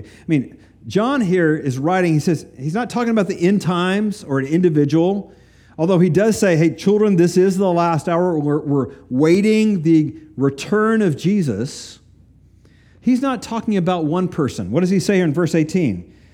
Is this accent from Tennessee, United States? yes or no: yes; East Tennessee, United States; moved away; the little county I grew up in in East Tennessee